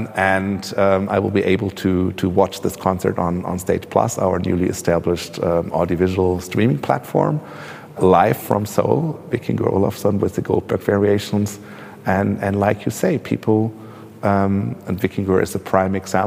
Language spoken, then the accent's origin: English; Braunschweig, Lower Saxony, Germany; now in Berlin, Germany; I grew up in Braunschweig, which also has a vibrant cultural life